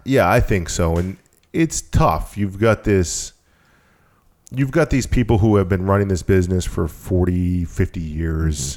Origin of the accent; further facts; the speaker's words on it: Maine, United States; also born or lived in Massachusetts; I've been here since I was eight years old